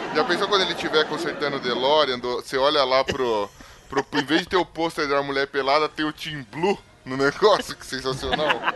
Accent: São Paulo, Brazil; eu sou da Z L

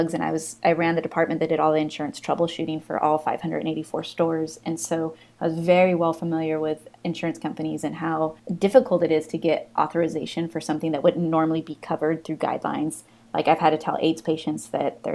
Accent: California, United States; moved away as an adult; also born or lived in Montclair, New Jersey; I'm from California

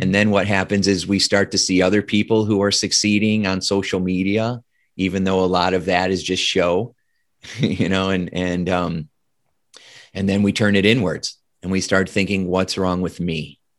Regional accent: Indiana, United States; I grew up in Indiana in the Midwest

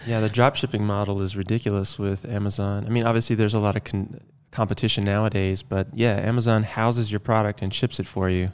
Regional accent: Athens, Georgia, United States; moved away; I grew up in Athens, Georgia, which is a beautiful college town

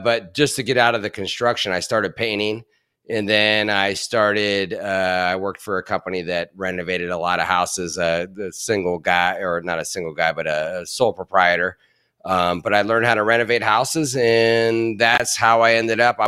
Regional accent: Canton, Ohio, United States; I grew up in Canton, Ohio

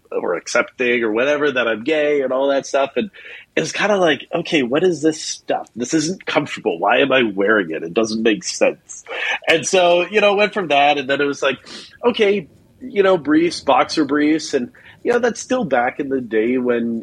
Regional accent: Eastern Canada, right above Maine, New Brunswick, Canada; moved away as an adult; now in Orange County, United States; originally I'm from Canada, from Eastern Canada, far out east, right above the state of Maine. Grew up there, and now I actually live in Orange County in California.

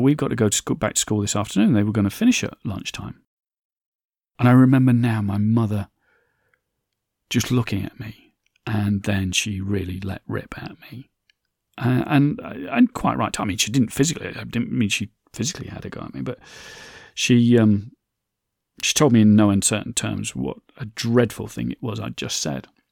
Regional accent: Derbyshire, Nottinghamshire, East Midlands, United Kingdom; slag heaps is what I grew up with in Derbyshire, Nottingham, Mass

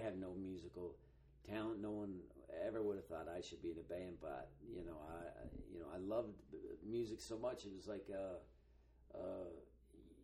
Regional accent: Reno, Nevada, United States; I grew up in Reno

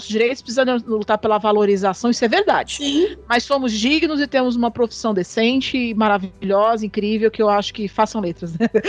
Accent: São Paulo, Brazil; moved away as an adult; now in Goiás, Brazil; Não, eu sou de São Paulo.

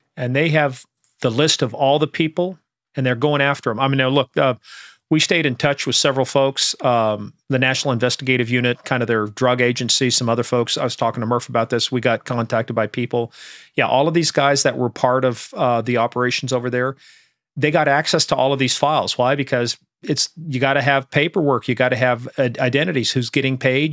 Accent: Iran; now in United States; growing up in Iran

